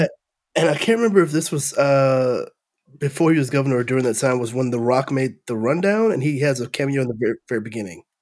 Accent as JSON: {"language": "English", "region": "Texas", "country": "United States", "said": "as a Texan"}